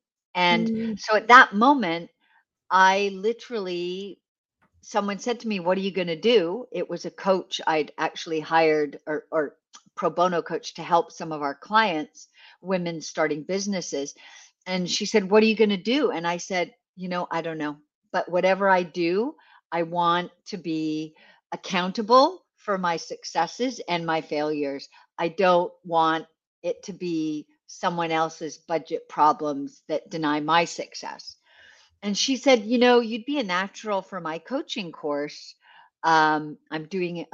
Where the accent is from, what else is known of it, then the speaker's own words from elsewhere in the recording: west coast of Canada, Canada; I grew up in Canada, on the west coast of Canada.